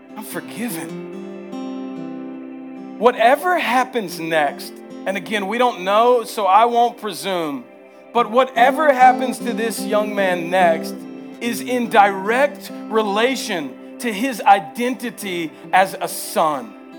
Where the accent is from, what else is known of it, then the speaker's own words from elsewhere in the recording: the South, United States; accent: southern; my southern accent comes out heavy